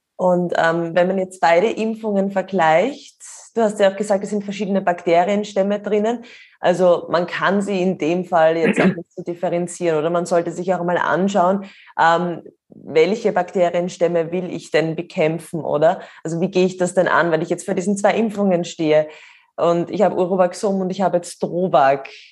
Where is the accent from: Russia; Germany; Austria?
Austria; bei uns in Österreich